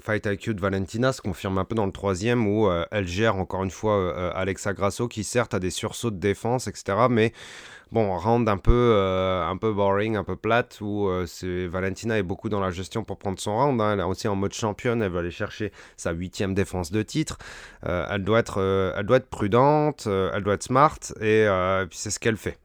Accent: France; nous, en tant que Français

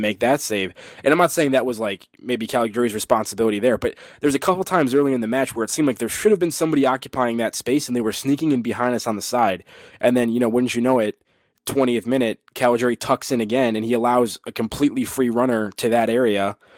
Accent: United States; as an American

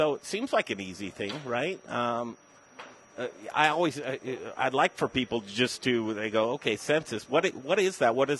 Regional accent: Denver, Colorado, United States; Denver, Colorado, I'm a native boy, 47 years. I grew up in Cherry Creek. It wasn't Cherry Creek when I grew up.

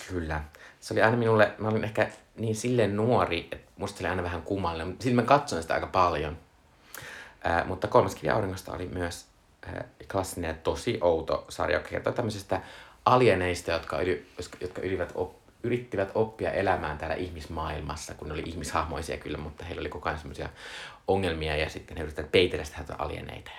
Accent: Joensuu, North Karelia, Finland; olen Joensuusta kotoisin

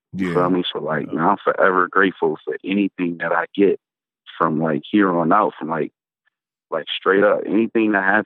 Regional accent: Buffalo, New York, United States; moved away as an adult; also born or lived in Atlanta; I come from Buffalo, New York

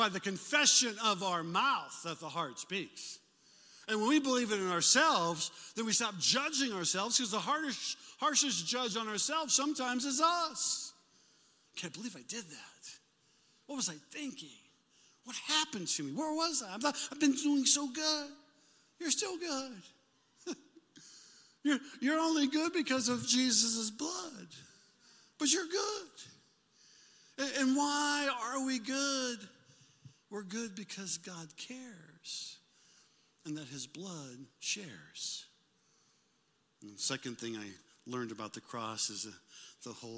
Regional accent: Omaha, Nebraska, United States; Jane and I, we grew up in Omaha, Nebraska

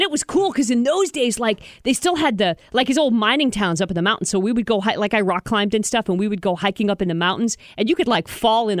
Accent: Toledo, Ohio, United States; moved away; also born or lived in Boulder; I'm from Toledo

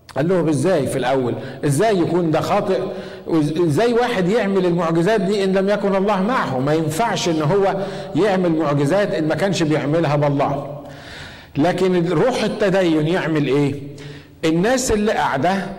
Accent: Egypt; عندنا في مصر

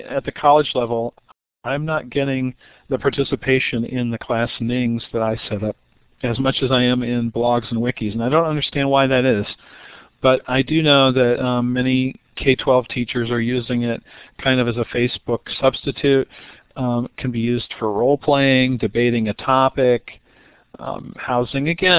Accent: Ohio, United States; I'm from Ohio. I'm at Kent State in Ohio

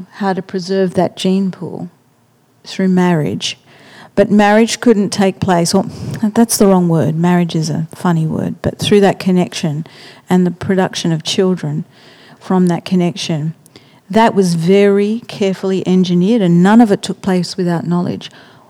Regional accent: Echuca, Victoria, Australia; born there; I'm Yorta Yorta like you, because I was born in Echuca.

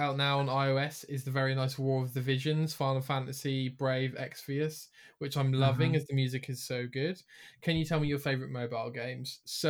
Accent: United Kingdom; we're from Britain.

